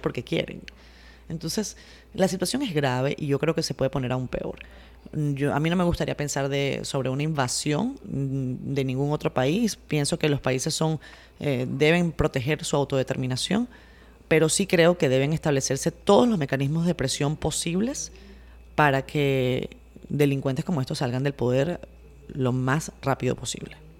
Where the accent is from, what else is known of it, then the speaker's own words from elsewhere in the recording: Venezuela; now in Dominican Republic; como venezolanos